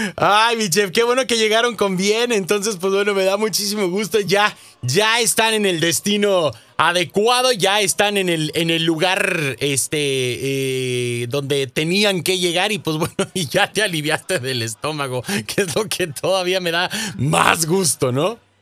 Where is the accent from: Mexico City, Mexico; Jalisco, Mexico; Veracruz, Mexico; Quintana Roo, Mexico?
Jalisco, Mexico; moved away; ya está en mi tierra, mi estimado chef. Ya llegó a Jalisco